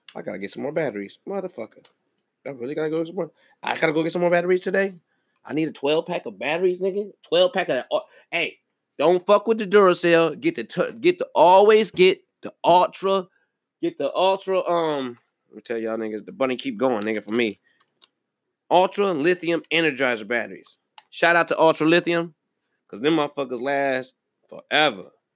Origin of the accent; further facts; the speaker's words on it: Milwaukee, Wisconsin, United States; my hometown of Milwaukee, Wisconsin.